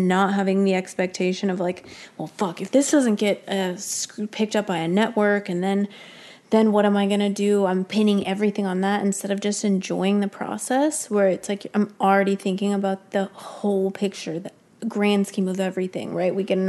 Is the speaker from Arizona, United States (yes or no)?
yes; Prescott, Arizona, United States; I'm from Prescott.